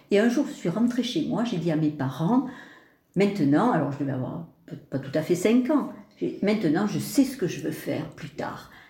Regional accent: Tarbes, Occitania, France; Oui, je suis bigourdane. Moi, je suis née à Tarbes euh, euh, et je suis issue de deux familles euh, qui sont tout à fait d'ici.

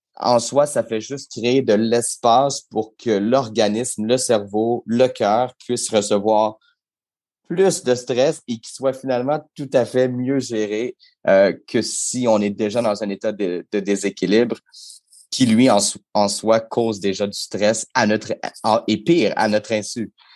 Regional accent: Quebec, Canada; chez nous au Québec

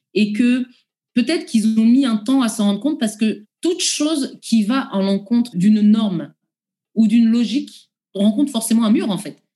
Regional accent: France; en tant que Français

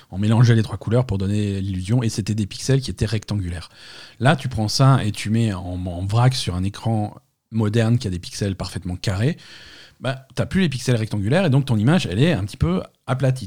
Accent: France; chez nous en France

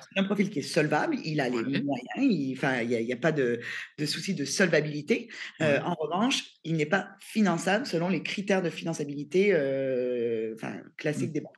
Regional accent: Canada; moved away as an adult; now in France; je suis canadienne en France depuis un peu plus de six ans

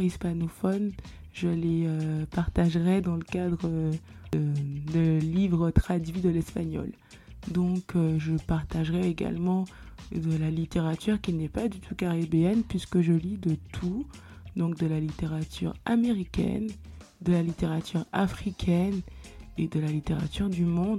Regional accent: Guadeloupe; Je suis guadeloupéenne

